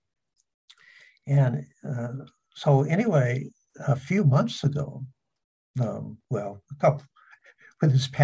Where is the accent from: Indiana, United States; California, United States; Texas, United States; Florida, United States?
California, United States; San Diego; I was raised in San Diego.